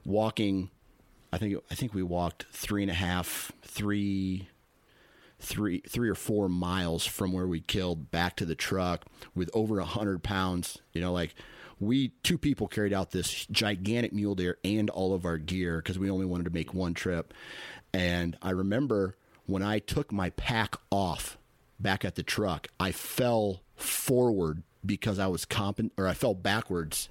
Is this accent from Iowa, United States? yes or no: yes; Iowa, United States; I'm from Iowa.